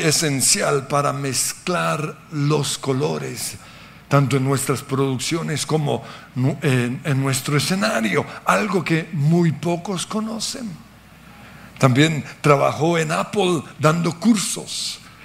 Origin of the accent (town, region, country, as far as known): Colombia